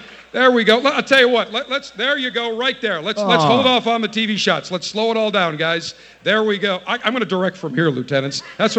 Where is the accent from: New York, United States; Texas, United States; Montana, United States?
New York, United States; Buffalo; moved away; I'm pleased to be back in my hometown of Buffalo, New York, for the third time.